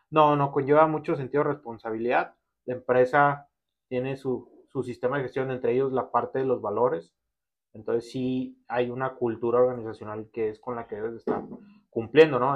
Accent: Ciudad Juárez, Chihuahua, Mexico; Soy originario aquí de Ciudad Juárez

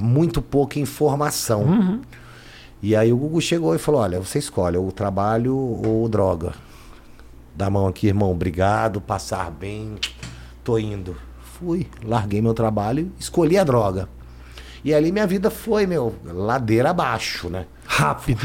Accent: São Paulo, Brazil; eu vim para São Paulo, eu vim com sete anos mais ou menos morar em São Paulo.

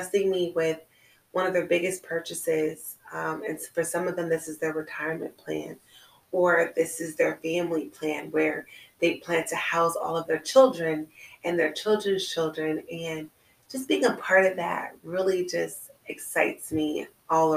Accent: California, United States; moved away as an adult; I'm originally from California

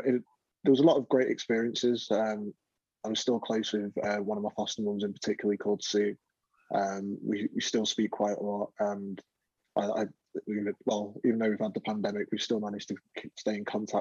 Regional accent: London, United Kingdom; moved away; also born or lived in north of England; I was born in London, and when growing up in London, it's very multicultural

